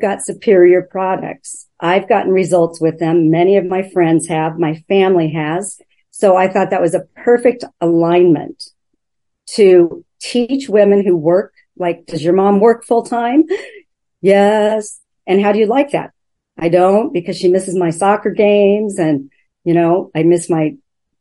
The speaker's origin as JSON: {"language": "English", "region": "Oregon", "country": "United States", "moved": "as an adult", "lives_now": "Vancouver, United States", "said": "I'm from Oregon originally, but we moved up here about 8 years ago."}